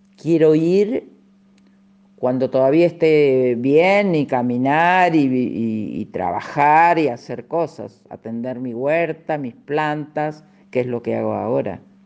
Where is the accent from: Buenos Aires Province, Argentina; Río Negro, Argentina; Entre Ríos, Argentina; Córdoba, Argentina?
Córdoba, Argentina; Villa Tulumba; moved away; also born or lived in Buenos Aires; este paisaje que me vio nacer y yo disfruté mucho en él